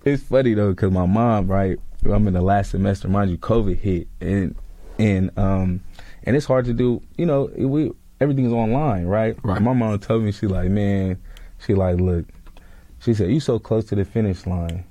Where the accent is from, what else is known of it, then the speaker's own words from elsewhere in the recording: California, United States; moved away as an adult; also born or lived in Atlanta, Georgia; I'm coming from California